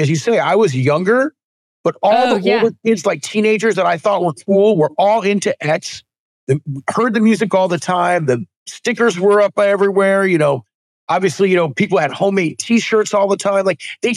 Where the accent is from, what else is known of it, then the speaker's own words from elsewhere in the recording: Los Angeles, California, United States; I grew up in Southern California